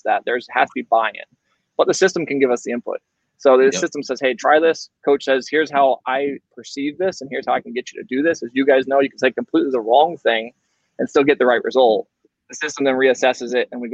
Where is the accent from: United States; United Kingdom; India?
United States; Florida; I grew up fishing in Florida my entire life